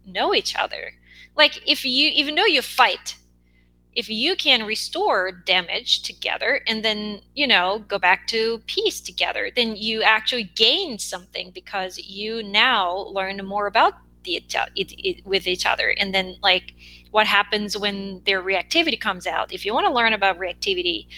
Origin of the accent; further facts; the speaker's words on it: South Korea; English is a second language; moved away as an adult; now in United States; I grew up in Korea